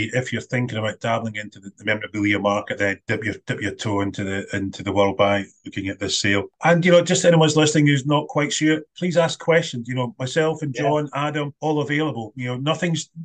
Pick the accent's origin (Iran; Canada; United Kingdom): United Kingdom; Scotland; as a Scotsman